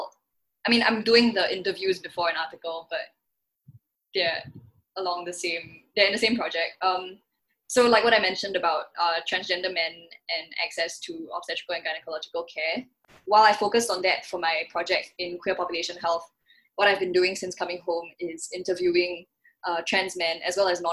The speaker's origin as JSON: {"language": "English", "country": "Singapore", "said": "I'm giving a Singaporean perspective"}